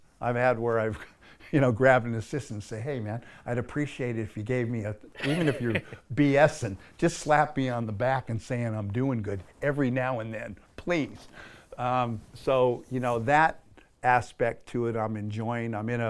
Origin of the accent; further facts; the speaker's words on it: Australia; I know what I sound like, but I'm an Aussie. You know, like there's, you know, the green and gold, just that's country. And it's like, man, this is my country. These are my people.